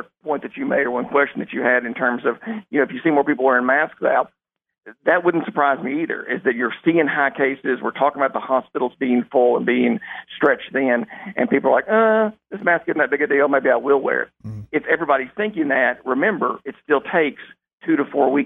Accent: South Arkansas, United States; now in Jonesboro, United States; born and raised in South Arkansas

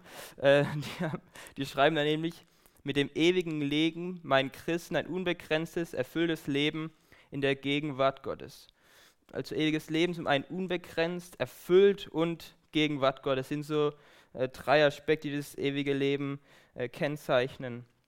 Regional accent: Baden-Württemberg, Germany; moved away as an adult; now in Aachen, Germany; ich komme aus Baden

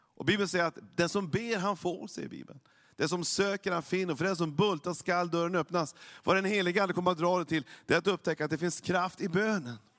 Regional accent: Norrland, by the Lule River, Norrbotten County, Sweden; Jag kommer uppifrån Norrland, så att jag har ju varit vid Sveriges näst största älv hela livet och skridskor hela livet, eller sen när jag var, när jag var liten i alla fall. Luleälv

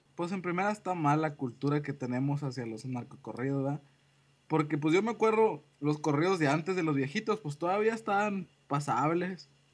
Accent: Mexico; yo, pienso ya como mexicano

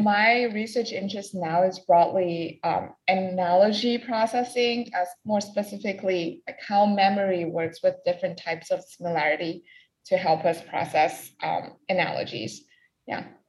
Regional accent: Hainan, China; also born or lived in Colgate / Northwestern University; now in United States; I'm originally from Hainan, China

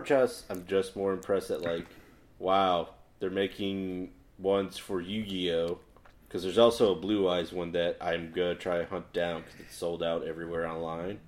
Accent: Chicago, Illinois, United States; moved away; I'm from Chicago

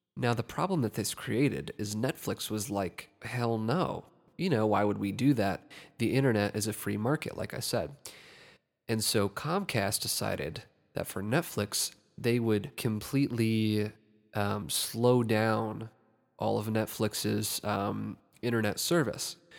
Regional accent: Ohio, United States; my home state of Ohio

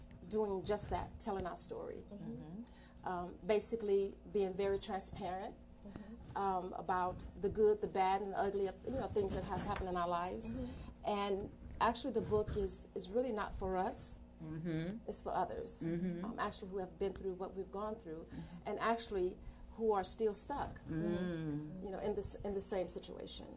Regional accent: New Orleans, Louisiana, United States; moved away; I am from Louisiana

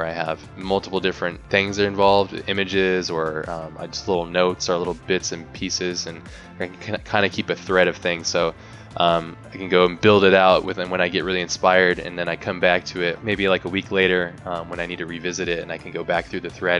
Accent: United States; just Americans

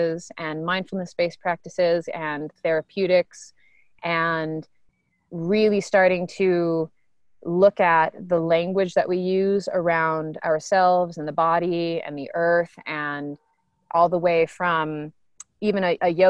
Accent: Maine, United States; growing up in Maine

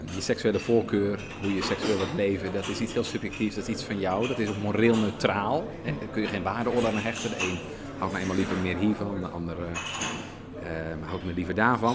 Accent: Netherlands

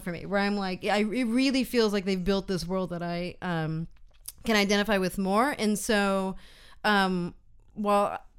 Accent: United States; moved away; I'm speaking American as an American person abroad

